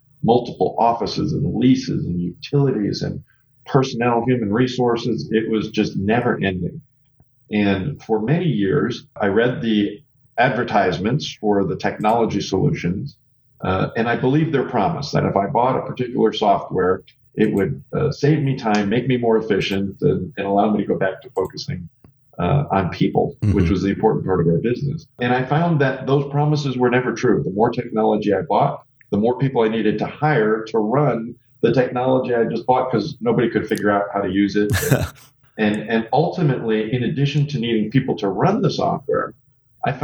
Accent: Detroit, Michigan, United States; I was actually born and raised in Detroit, Michigan, the Motor City

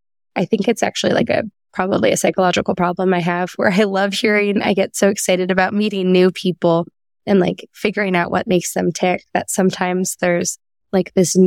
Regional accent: Connecticut, United States; moved away as an adult; also born or lived in Florida / Midwest; I was born in Florida. I grew up on the East Coast in Connecticut.

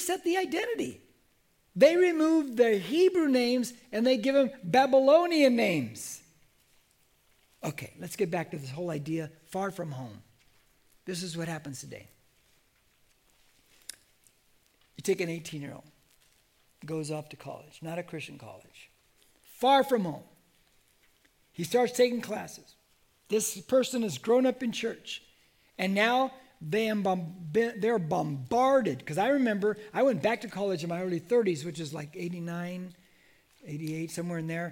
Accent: United States; I'm an American

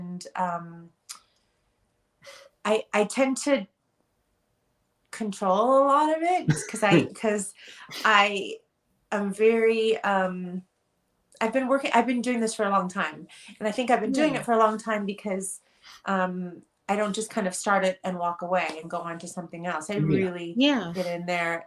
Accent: Los Angeles, California, United States; I'm born and raised here

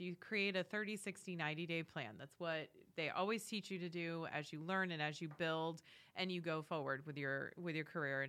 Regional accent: New England, United States; moved away as an adult; now in Wilmington, United States; So born and raised in New England, as we were joking around earlier, diehard New England sports fans. I can hear the boos now. It's okay. I'll handle it. moved down to Wilmington, North Carolina back in 2010.

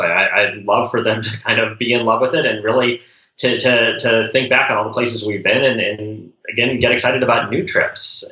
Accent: Colorado Springs, Colorado, United States; Growing up in Colorado Springs

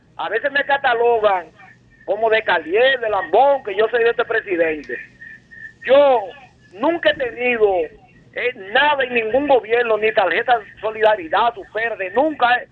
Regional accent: La Romana, Dominican Republic; yo soy romanense

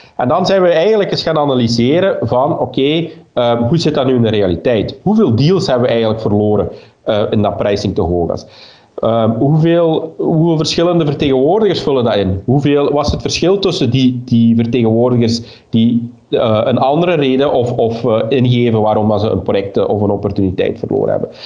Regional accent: Limburg, Flanders, Belgium; also born or lived in Lummen; ik ben een Limburger ik eh, eh, woon juist op, eh, op de grens tussen, tussen Vlaams-Brabant en, en Limburg in Lummen.

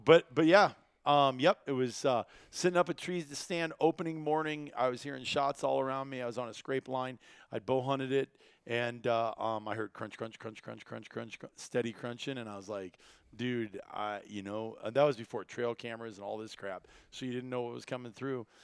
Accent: Iowa, United States; growing up in Iowa, it involved pheasant hunting.

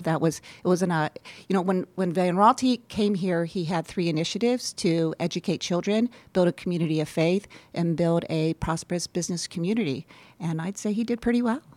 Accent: Columbus, Ohio, United States; also born or lived in Michigan; now in Holland, Michigan, United States; I grew up in Columbus, Ohio

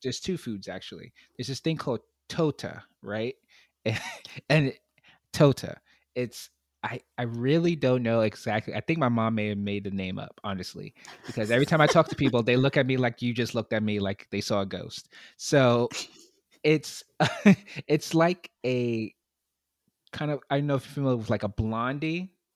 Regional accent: New York City, New York, United States; I grew up in Brooklyn, in New York City

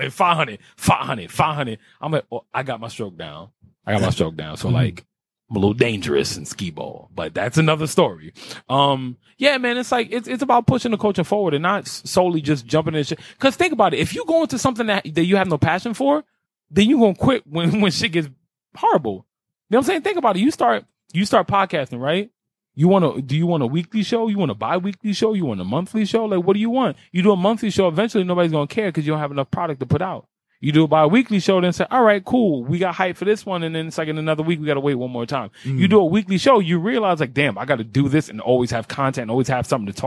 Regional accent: New York City, New York, United States; I grew up in Carver Projects on 100 Foot Madison, East Side of Harlem

